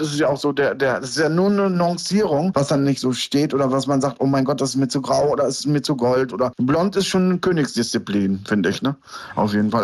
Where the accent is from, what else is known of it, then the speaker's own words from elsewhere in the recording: Lohne, Lower Saxony, Germany; Ich bin hier in Deutschland geboren, in Niedersachsen und bin bei meiner Oma aufgewachsen